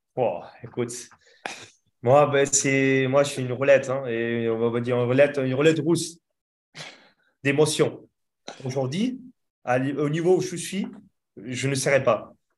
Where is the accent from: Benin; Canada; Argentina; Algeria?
Argentina; now in France